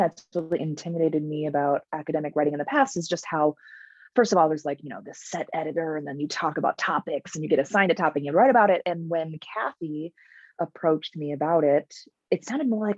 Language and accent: English; Minnesota, United States; I grew up in Minnesota, and that's where I work, the University of Minnesota.